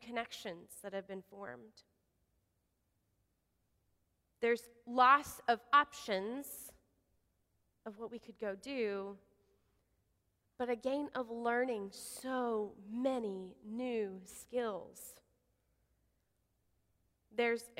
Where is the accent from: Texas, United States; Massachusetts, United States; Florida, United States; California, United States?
Texas, United States; Odessa; moved away; I grew up in West Texas, out in Odessa